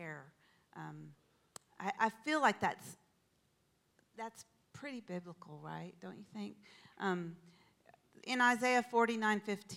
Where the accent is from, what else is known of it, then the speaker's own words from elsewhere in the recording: Texas, United States; now in Pacific Northwest, United States; I grew up in Texas, as most of you probably know, and the culture there is really quite different than it is here in the Pacific Northwest.